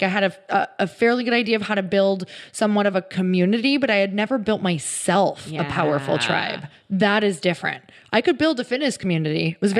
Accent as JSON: {"language": "English", "region": "Midwest", "country": "United States", "moved": "yes", "lives_now": "California, United States", "said": "I came from the Midwest and moved to California."}